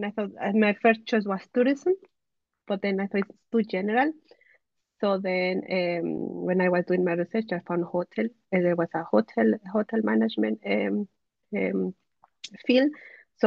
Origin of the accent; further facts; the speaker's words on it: Mexico; now in Germany; I'm originally from Mexico. I'm living currently in Germany for the last 3 months.